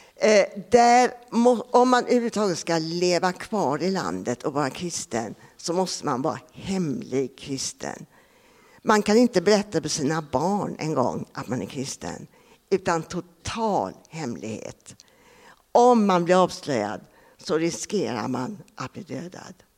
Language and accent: Swedish; Sweden; also born or lived in Japan / Laos; jag kommer från Grobo